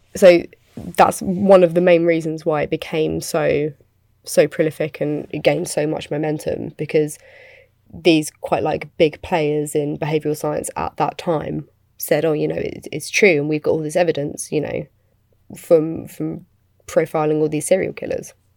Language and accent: English; United Kingdom; I'm British